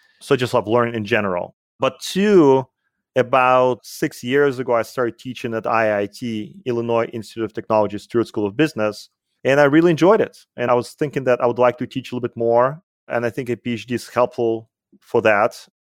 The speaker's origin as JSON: {"language": "English", "country": "Russia", "tie": "born or raised there", "accent": "Soviet", "second_language": "English", "said": "So you might have noticed that I have an accent, and it's because I grew up in the Soviet Union. So I'm a Soviet-trained mathematician, which is always a plus, I guess."}